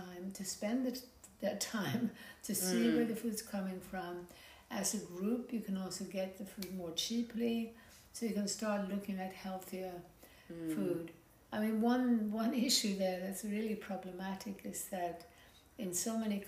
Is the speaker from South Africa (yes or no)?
no; Sweden; also born or lived in United States / France / Germany / Ladakh; now in Byron Bay, Australia; growing up in Sweden, but also having lived in America and in France and in Germany